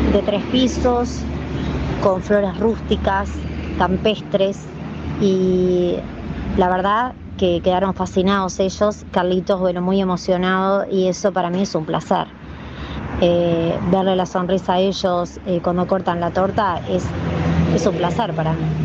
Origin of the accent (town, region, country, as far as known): Uruguay